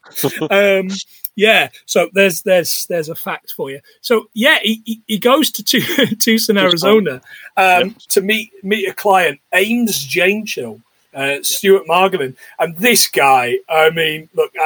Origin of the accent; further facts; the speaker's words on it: Nottingham, East Midlands, United Kingdom; also born or lived in Yorkshire; where I grew up in the Midlands, we had a little place called the American Adventure Theme Park